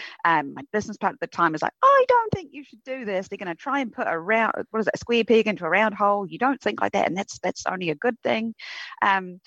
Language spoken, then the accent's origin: English; Queenstown, Otago, New Zealand; also born or lived in United Kingdom / Christchurch, New Zealand; When I moved up to Christchurch, because I grew up in Queenstown, to go to university